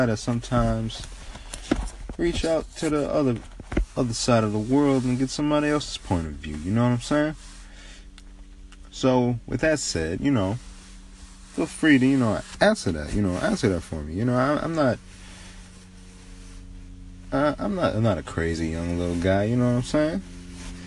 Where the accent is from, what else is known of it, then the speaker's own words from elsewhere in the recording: United States; growing up in America, we learn that propaganda sells quickly.